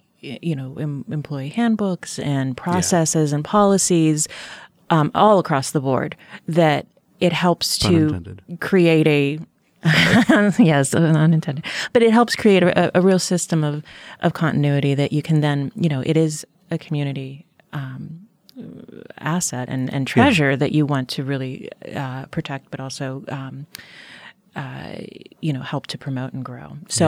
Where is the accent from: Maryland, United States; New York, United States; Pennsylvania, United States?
Pennsylvania, United States; Pittsburgh; I mean, where I come from Pittsburgh, the Center for the Arts was kind of that sort of touchstone, of familial relationship with the community in many ways.